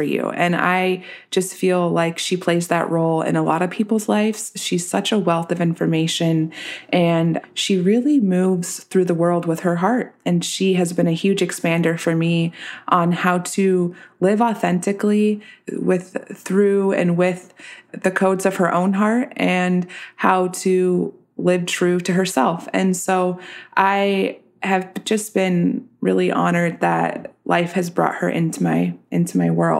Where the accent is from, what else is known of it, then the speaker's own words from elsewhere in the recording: Reno, Nevada, United States; now in Los Angeles, United States; I'm from Reno, Tahoe area.